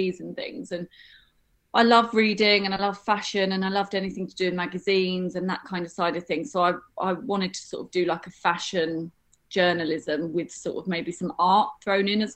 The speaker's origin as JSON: {"language": "English", "region": "London", "country": "United Kingdom", "tie": "born or raised there", "said": "I grew up in North London"}